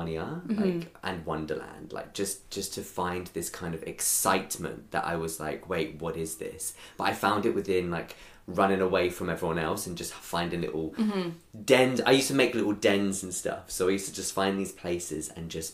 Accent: London, United Kingdom; I am from North London through and through. So a little place called Crouch End

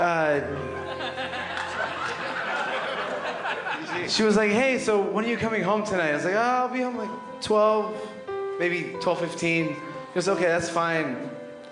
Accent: Potomac, Maryland, United States; moved away as an adult; now in New York City, United States; moved to New York City from Maryland 7 years ago. I grew up in Potomac

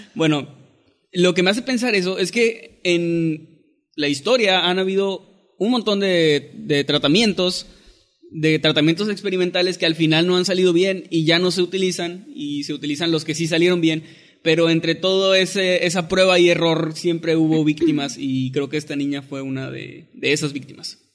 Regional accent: northern Mexico, Mexico; soy obviamente norteño

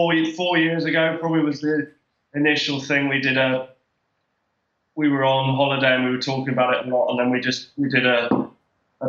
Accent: England, United Kingdom; now in Derry, United Kingdom; as an English person in Derry

